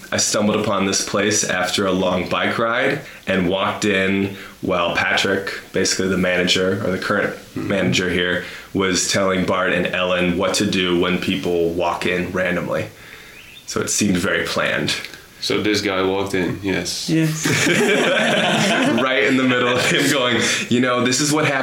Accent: Putten, Gelderland, Netherlands; English is a second language; And I was born in Putten.

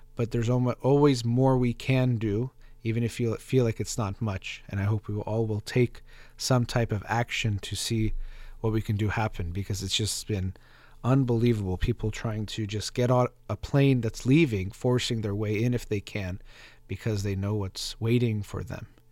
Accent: United States; as American

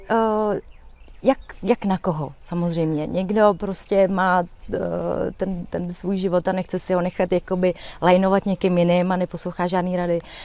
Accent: Czechia; já jsem řekla z České republiky, a, a, a že jsem Romka

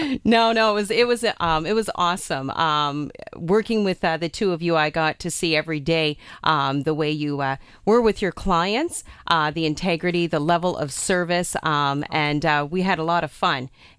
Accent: Amherstburg, Ontario, Canada; I too am from the community, and I grew up in Amherstburg.

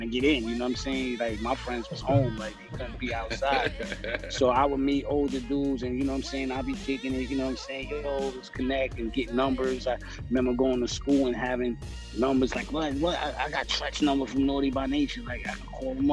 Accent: New York City, New York, United States; I was from Stapleton

